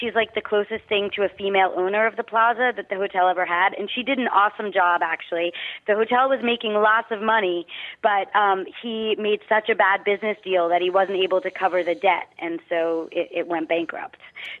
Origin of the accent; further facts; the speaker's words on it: New York City, New York, United States; I grew up in New York City.